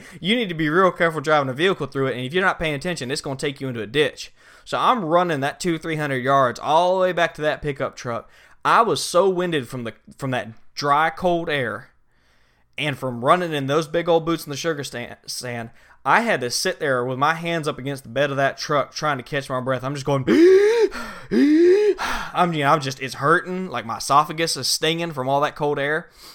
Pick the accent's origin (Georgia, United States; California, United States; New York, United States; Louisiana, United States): Georgia, United States; Southeast; also born or lived in New Orleans; I grew up hunting in Southeast Georgia